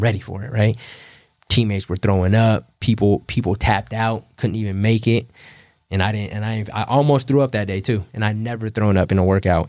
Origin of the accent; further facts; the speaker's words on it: California, United States; moved away as an adult; they knew I was from Cali